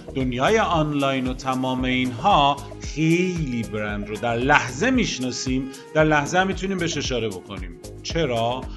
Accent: Iran; ما ایرانی هستیم

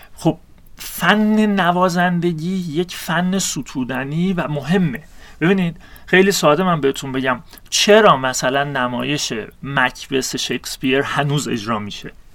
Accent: Iran; منی که انسانی هم که در شرق زاده شدم در ایران زاده شدم

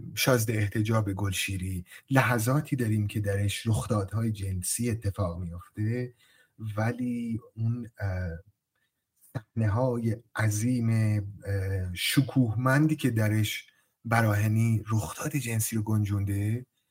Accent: Sari, Mazandaran, Iran; متولد سال 1362 در شهر ساری در مازندران به دنیا آمدم

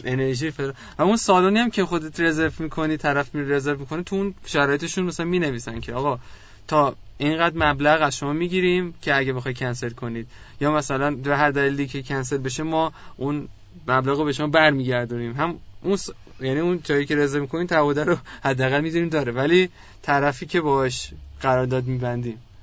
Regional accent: Iran; ما چون ایرانی هستیم خود من ایرانی ارمنی هستم

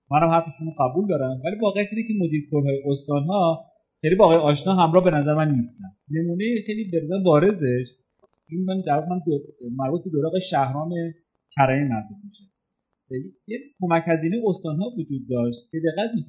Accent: Shiraz, Fars, Iran; من خودم چون شیرازی هستم

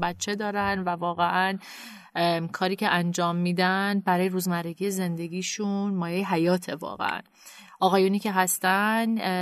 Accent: Canada; moved away as an adult; also born or lived in Tehran, Iran / United States; now in Iran; خودم متولد تهران و بزرگ شده کانادا هستم

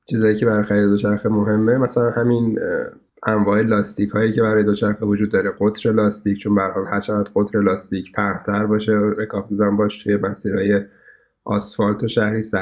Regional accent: Karaj, Alborz, Iran; now in Tehran, Iran; بعدها که حالا ما در واقع از کرج اومدیم به تهران

